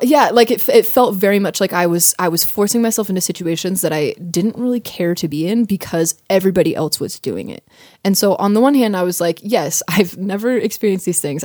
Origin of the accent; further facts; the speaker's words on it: United States; I'm American